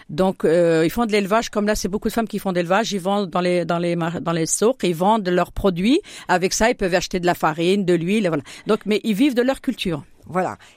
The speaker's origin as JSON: {"language": "French", "region": "Fès-Meknès", "country": "Morocco", "tie": "born or raised there", "lives_now": "Châlons-en-Champagne, France", "said": "association porte le nom de Bouiblane puisque cette montagne-là, je suis née au pied de, cette montagne. Je suis originaire de Bouiblane."}